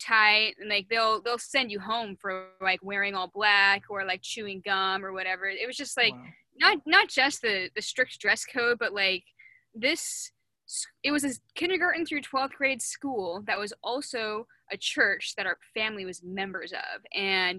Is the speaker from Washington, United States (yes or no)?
yes; Seattle, Washington, United States; I grew up in Seattle like my whole life